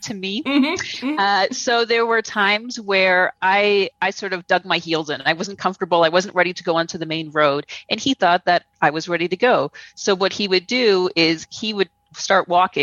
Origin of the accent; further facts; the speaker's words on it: Toronto, Ontario, Canada; moved away as an adult; now in Guatemala; I'm from Toronto. I grew up in Toronto.